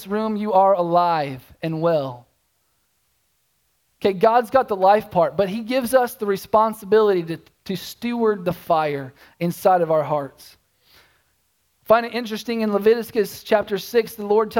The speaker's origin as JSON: {"language": "English", "region": "Oklahoma", "country": "United States", "tie": "born or raised there", "also_born_or_lived": "Tulsa, Oklahoma", "moved": "as an adult", "said": "I'm born and raised in Oklahoma."}